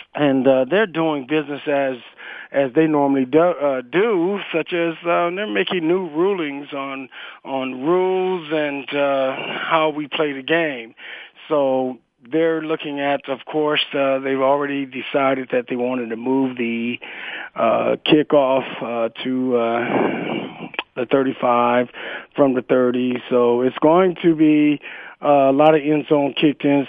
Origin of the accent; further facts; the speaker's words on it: Stockton, California, United States; moved away; back in Stockton, back in the, in my hometown.